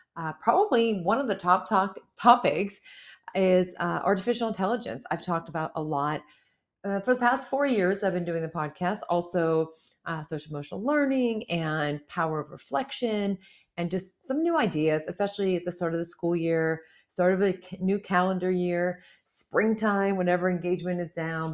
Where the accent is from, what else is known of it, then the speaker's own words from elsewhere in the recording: near Pittsburgh, Pennsylvania, United States; my hometown